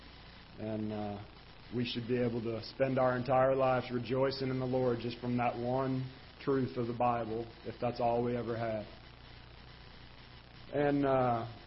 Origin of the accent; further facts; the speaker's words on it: Jefferson County, Missouri, United States; I was raised in Jefferson County